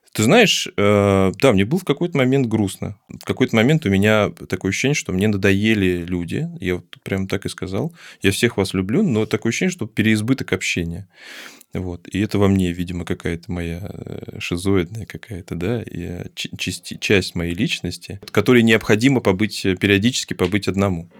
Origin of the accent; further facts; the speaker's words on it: Baku, Azerbaijan; moved away; я когда родился, когда я жил, точнее, я, я сам из Баку